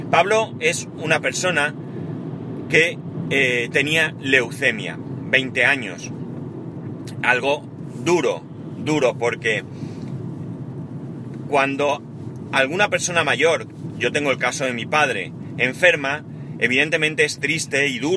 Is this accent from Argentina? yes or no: no; Spain; Y en, en, muchas cosas somos buenos los españoles.